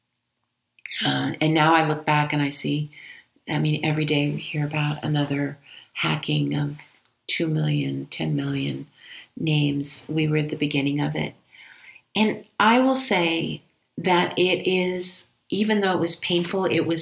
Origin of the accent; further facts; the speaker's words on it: Denver, Colorado, United States; also born or lived in Aurora, Colorado; here in my hometown in Denver